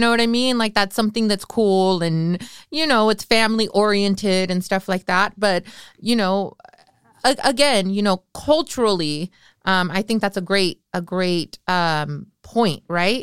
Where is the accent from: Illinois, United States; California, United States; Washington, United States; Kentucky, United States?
California, United States; Salinas; I grew up on Ali Sal right behind Zacatecano's